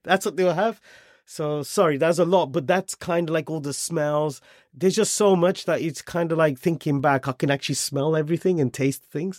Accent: Wolverhampton, West Midlands, United Kingdom; moved away as an adult; also born or lived in Germany; now in London, United Kingdom; I was born and brought up in Wolverhampton.

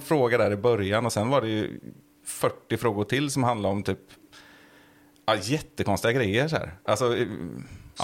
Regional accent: Sweden; jag är svensk

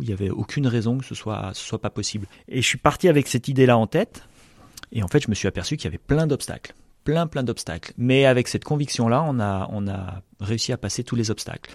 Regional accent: the Alps, France; moved away as an adult; also born or lived in south-west France; j'ai grandi dans les Alpes

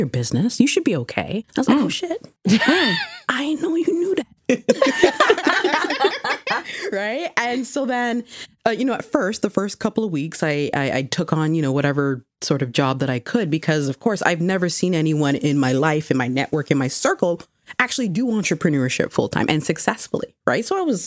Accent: Ghana; also born or lived in Mississauga; I'm Ghanaian.

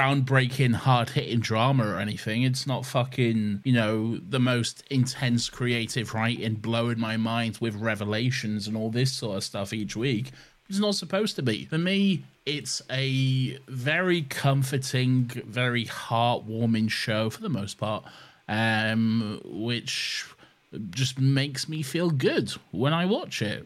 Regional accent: United Kingdom; we're British

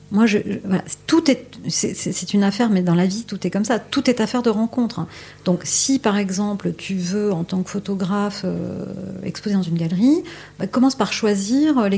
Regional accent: Paris, Île-de-France, France; moi je suis, française, je suis parisienne

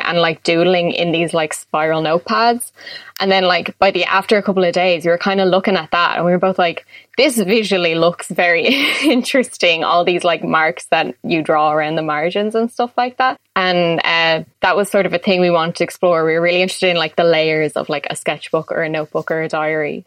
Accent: Dublin, Leinster, Ireland; I'm born and raised in Dublin

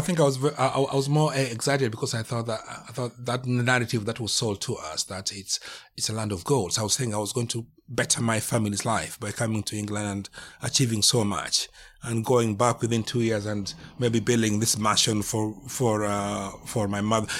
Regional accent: Kenya; moved away as an adult; now in United Kingdom; I'm from Kenya, been in this country for nearly

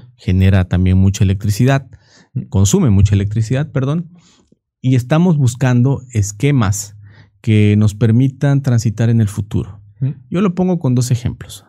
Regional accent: Minatitlán, Veracruz, Mexico; ahí donde yo soy, soy de Minatitlán, Veracruz

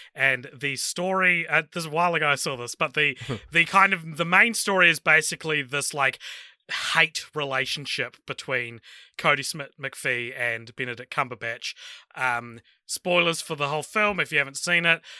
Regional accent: New Zealand; my home country

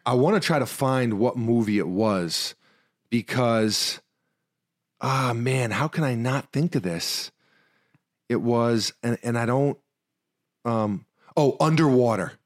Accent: New York City, New York, United States; I'm also from New York City

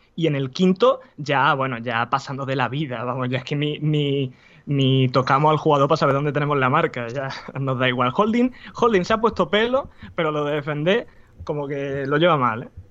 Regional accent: Spain; yo soy español

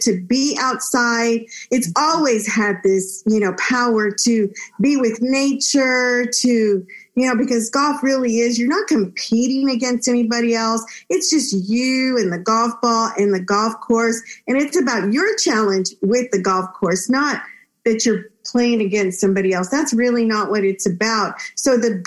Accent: Texas, United States; also born or lived in Monterrey, Mexico; My parents brought me to live in Texas, where I enjoyed growing up in such a bilingual, bicultural state.

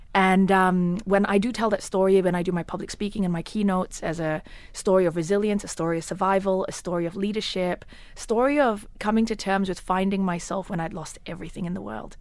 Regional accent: Australia; moved away as an adult; now in United Arab Emirates; my home country of Australia. I lived there for nineteen years

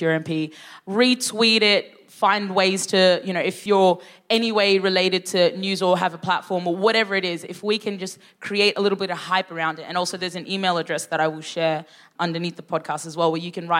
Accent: Sudan; I was born in Sudan

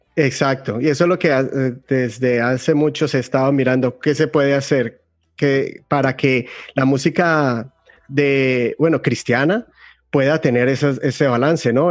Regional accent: Colombia; moved away as an adult; como colombianos

